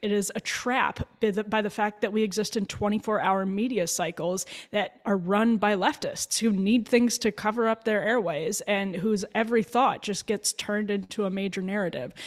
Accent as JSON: {"language": "English", "area": "near Waukesha", "region": "Wisconsin", "country": "United States", "tie": "born or raised there", "said": "not far from where I grew up in Waukesha"}